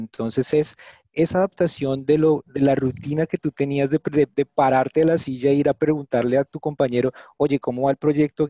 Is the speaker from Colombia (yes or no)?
yes; Bogotá, Colombia; soy colombiano, bogotano también